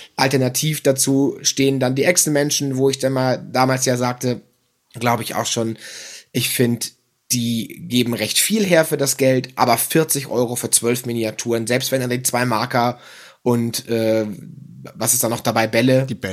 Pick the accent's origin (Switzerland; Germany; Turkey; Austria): Germany; Kiel, Schleswig-Holstein; moved away; in meiner alten Heimatstadt in Kiel